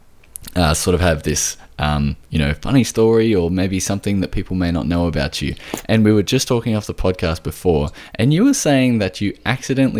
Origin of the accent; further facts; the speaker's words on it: Australia; I am from Australia